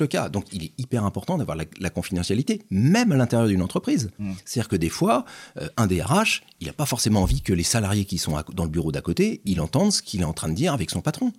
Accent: Nantes, Pays de la Loire, France; je suis un Nantais, alors 50 ans, j'ai juste avant 50 ans. Euh, Nantais, pur Nantais

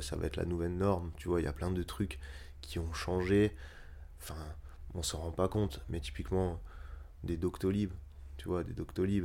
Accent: Strasbourg, Grand Est, France; moved away as an adult; also born or lived in Marseille / Netherlands / Paris; quand j'ai quitté Strasbourg pour faire mes études, je suis d'abord allé à Marseille

